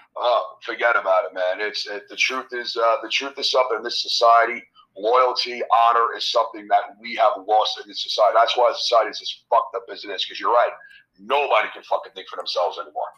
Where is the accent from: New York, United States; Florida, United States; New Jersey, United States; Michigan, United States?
New York, United States; New York City; born and raised in Queens, New York